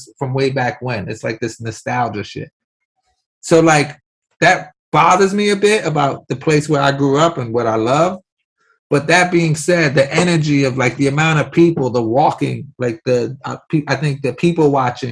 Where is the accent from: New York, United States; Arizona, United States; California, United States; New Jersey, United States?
New York, United States; New York City; I grew up in New York City